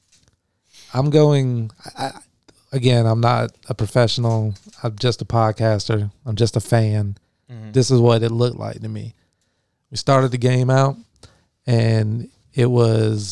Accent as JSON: {"language": "English", "town": "Bartow", "region": "Florida", "country": "United States", "tie": "born or raised there", "said": "I love my hometown team"}